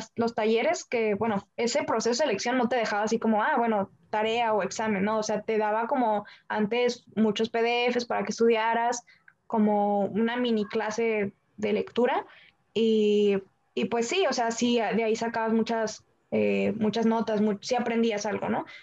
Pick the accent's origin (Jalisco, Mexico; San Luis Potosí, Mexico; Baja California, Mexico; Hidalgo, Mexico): Baja California, Mexico; siendo mexicana, siendo de aquí de Baja California